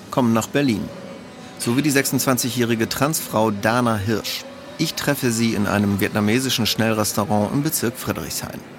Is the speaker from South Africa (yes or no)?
no; Poland; moved away; Seit zwei Jahren findet in meinem Geburtsland ein bizarrer Kulturkampf statt.